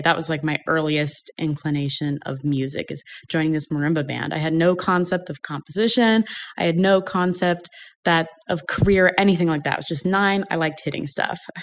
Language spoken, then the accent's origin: English; Ashland, Oregon, United States; I grew up in Southern Oregon, Ashland, Oregon.